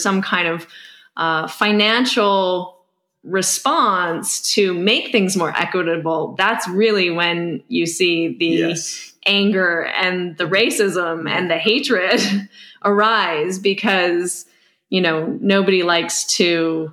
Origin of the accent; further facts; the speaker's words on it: Canada; speaking as a Canadian